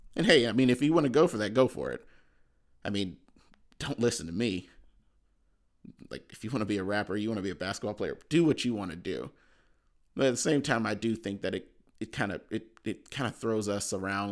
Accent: Cleveland, Ohio, United States; I'm from Cleveland

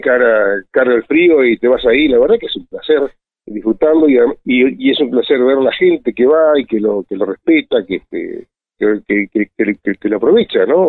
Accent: Esquel, Chubut, Argentina; soy nacido acá en Esquel

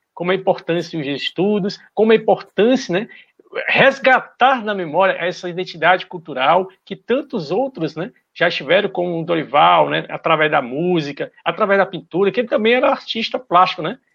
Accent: Brazil; aqui do nosso Brasil

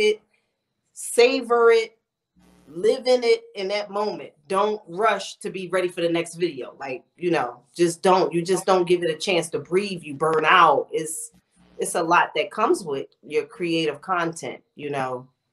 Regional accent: Philadelphia, Pennsylvania, United States; I'm from Philly.

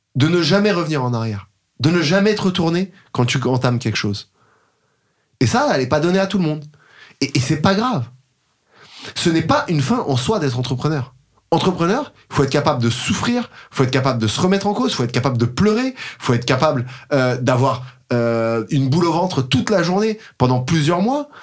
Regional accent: Paris, Île-de-France, France; j'ai grandi à Paris jusqu'à mes 8 ans, à peu près 7-8 ans

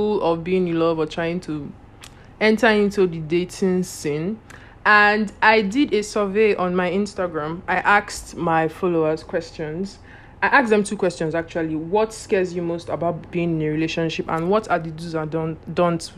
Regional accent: Nigeria; as a Nigerian

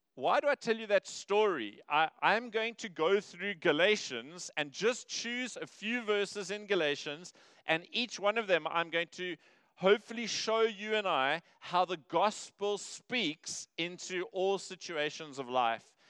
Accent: Cape Town, Western Cape, South Africa; now in Durban, South Africa; I grew up in Cape Town

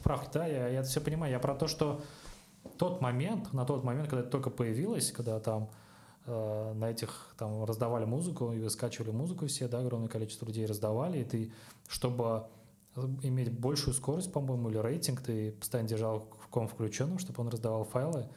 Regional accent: Kazan, Tatarstan, Russia; я сам из Казани

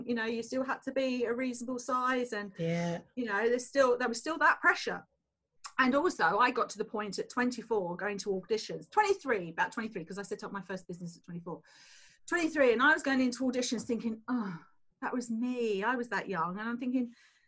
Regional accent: Tunbridge Wells, South East England, United Kingdom; I came from a council estate in Tunbridge Wells

